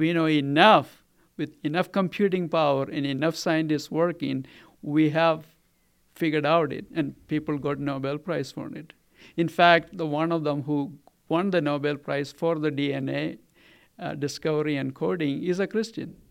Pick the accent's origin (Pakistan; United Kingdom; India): India; Kerala; now in Colorado, United States; I grew up in Kerala